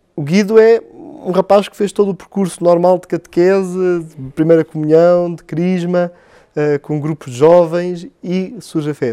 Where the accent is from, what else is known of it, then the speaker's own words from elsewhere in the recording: Belas, Lisbon, Portugal; paróquia de Belas, eh, de onde sou natural